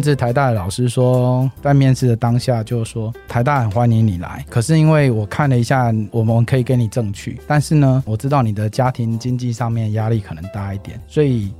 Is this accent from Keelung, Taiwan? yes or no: no; Kaohsiung, Taiwan; 我本身我是南部人，我在高雄长大